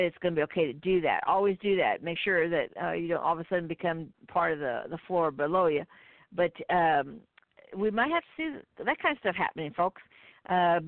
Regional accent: Midwest, United States; I'm from the Midwest

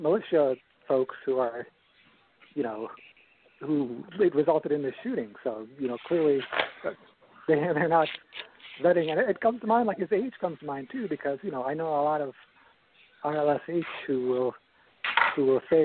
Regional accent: Chicago, Illinois, United States; moved away; I grew up in the Chicago area and I moved to Southern Illinois

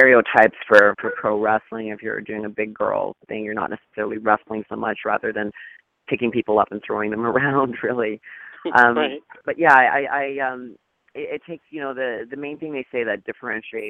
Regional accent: Thunder Bay, Ontario, Canada; moved away as an adult; also born or lived in Los Angeles, California; I'm originally Canadian from Thunder Bay, Ontario.

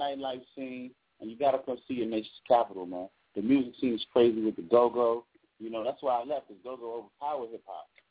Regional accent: Washington, District of Columbia, United States; I'm from Washington, D.C. I am D.C., man

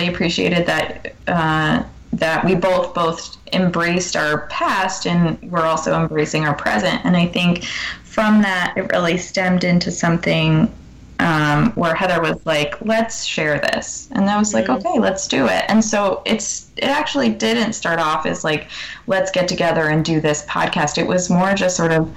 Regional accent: New York, United States; moved away as an adult; now in New Hampshire, United States; I lived in upstate New York for a while before I moved to New Hampshire, and I was pretty much, I am still a New Yorker.

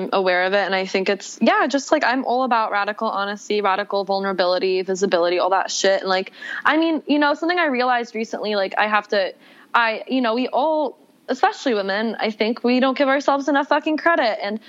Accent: the South, United States; My background, I grew up in the South. My dad's a rabbi. My mom is from the Jewish community in Mexico City. I'm a twin, like grew up in the Bible Belt as the rabbi's daughter

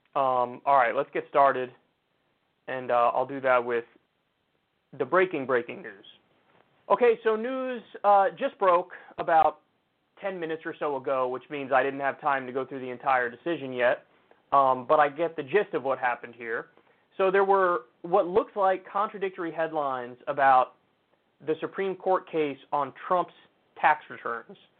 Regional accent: New York, United States; As a New Yorker

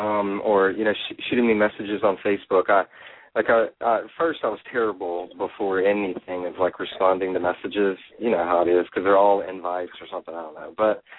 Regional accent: Nashville, Tennessee, United States; because he's from Nashville, and I'm from Nashville, and that's kind of why I started the whole blog, was for the guys here.

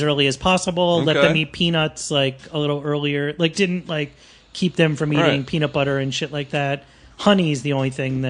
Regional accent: Miami, Florida, United States; I grew up in Miami. In the 80s.

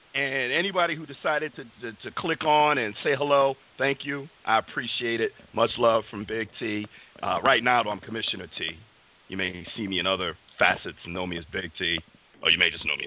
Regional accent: Bristol, Connecticut, United States; I do broadcast live from Bristol, Connecticut, my hometown

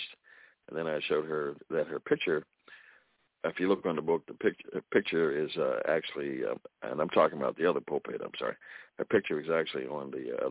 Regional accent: Baltimore, Maryland, United States; also born or lived in New Jersey; I lived here in Baltimore, and my mother started me on the music journey at age 4

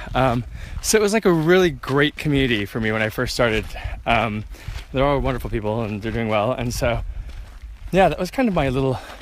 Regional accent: Orange County, California, United States; moved away as an adult; now in London, United Kingdom; I grew up in Orange County, California, not too far from here.

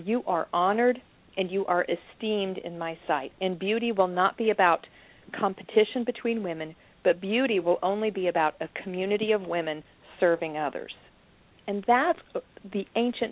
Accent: United States; I'm an American and I'm a Christian

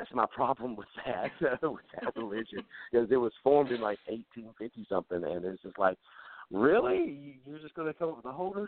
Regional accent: North Carolina, United States; accent: southern; moved away as an adult; now in Ohio, United States; Yes, I grew up in North Carolina.

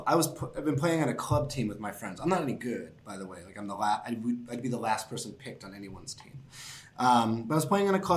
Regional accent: Boston, Massachusetts, United States; moved away as an adult; also born or lived in Syracuse, New York; now in New York City, United States; I'm from Boston

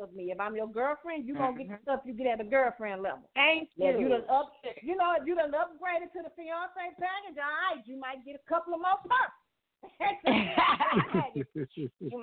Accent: the South, United States; I'm from the South

